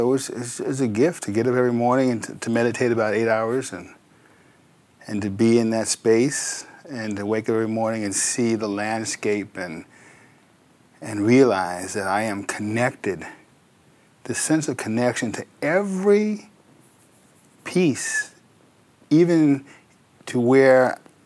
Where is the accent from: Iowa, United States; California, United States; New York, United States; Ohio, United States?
New York, United States; New Rochelle; I was born in New Rochelle, New York, Westchester County